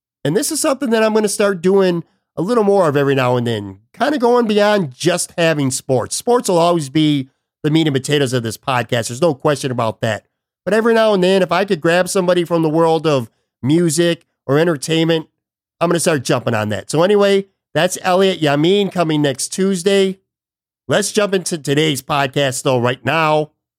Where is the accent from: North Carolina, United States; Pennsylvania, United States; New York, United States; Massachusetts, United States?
New York, United States; Buffalo; moved away; I've actually traveled back to my hometown of Buffalo, New York for a couple days